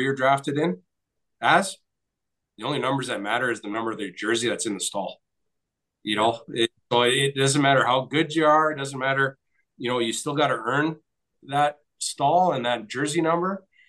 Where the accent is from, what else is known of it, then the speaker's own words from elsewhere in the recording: Nipigon, Ontario, Canada; grew up on just up the street from me in Nipigon